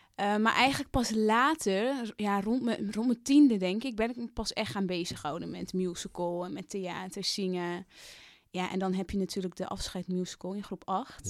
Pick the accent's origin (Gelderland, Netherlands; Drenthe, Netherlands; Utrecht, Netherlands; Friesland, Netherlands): Drenthe, Netherlands; moved away; also born or lived in Amsterdam; ik ben dat meisje uit Drenthe, maar ik ben ook nog steeds dat meisje dat naar de stad is gegaan